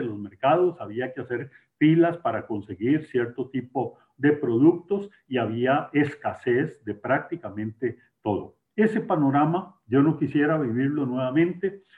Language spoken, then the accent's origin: Spanish; Costa Rica